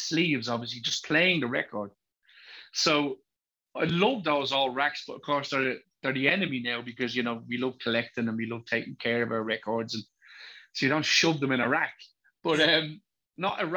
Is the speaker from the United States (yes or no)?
no; Dublin, Leinster, Ireland; accent: thick Dublin; where I was born, which is Drimnagh